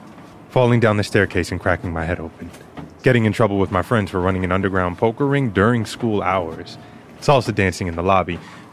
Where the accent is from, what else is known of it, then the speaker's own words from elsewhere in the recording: New York City, New York, United States; moved away as an adult; I grew up in Queens, New York at 102 17 64th Road. My Dominican father was the building super. I lived here until I was 18, and I'm back now